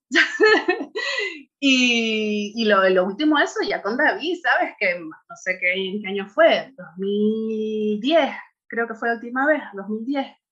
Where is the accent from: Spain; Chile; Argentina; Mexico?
Spain; Tenerife, Canary Islands; moved away as an adult; now in Bulgaria; Y allí nacimos mi hermana y yo. Y allí es de donde soy, vamos, y donde crecí todo, hasta los 30 y largos que nos fuimos de allí.